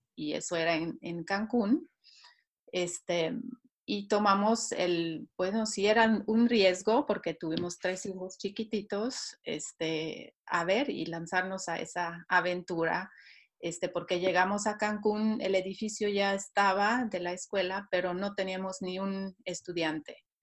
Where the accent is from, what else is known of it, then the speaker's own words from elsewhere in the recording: Switzerland; Spanish is a second language; moved away as an adult; also born or lived in Mexico; Hoy en día estoy radicada en Suiza nuevamente, en donde nací